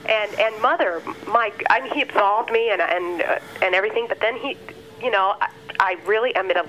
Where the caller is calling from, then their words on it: Milwaukee, Wisconsin, United States; I'm from Milwaukee, Wisconsin.